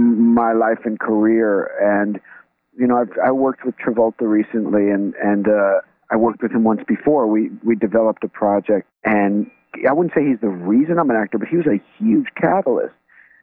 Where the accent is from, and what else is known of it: New York, United States; born or raised there